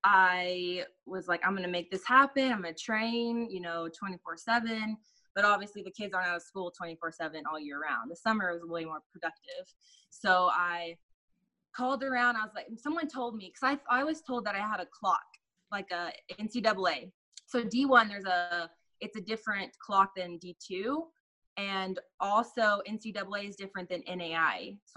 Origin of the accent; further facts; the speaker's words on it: Sand Springs, Oklahoma, United States; also born or lived in Sapulpa, Oklahoma / Owasso, Oklahoma / Tulsa, Oklahoma; I grew up in Sand Springs